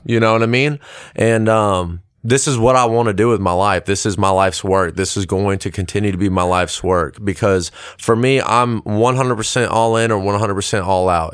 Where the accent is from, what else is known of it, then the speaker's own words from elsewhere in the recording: Lexington, South Carolina, United States; also born or lived in Columbia, South Carolina / South Georgia; I'm from Lexington, uh, born in Columbia, went to school in Lexington